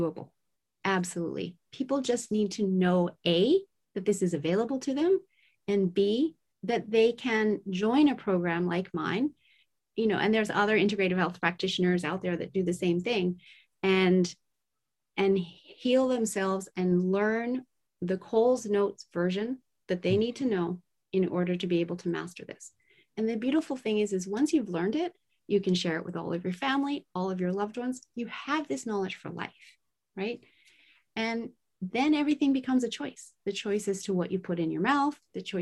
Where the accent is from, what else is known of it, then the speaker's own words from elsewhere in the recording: Tokyo, Japan; I was raised in Tokyo, Japan at the height of the manufacturing plant spewing out toxins